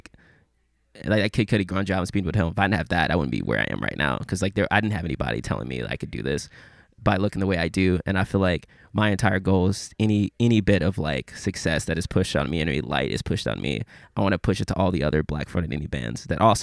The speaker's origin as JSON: {"language": "English", "town": "Memphis", "region": "Tennessee", "country": "United States", "said": "I'm from Memphis"}